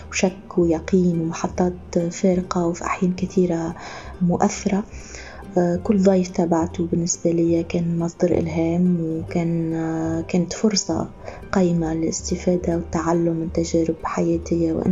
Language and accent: Arabic; Tunisia; بالرغم اللي أنا مش ليبية أنا تونسية